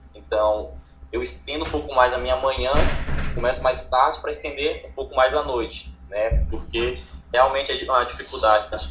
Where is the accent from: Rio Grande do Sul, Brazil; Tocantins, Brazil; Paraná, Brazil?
Tocantins, Brazil; sou do Tocantins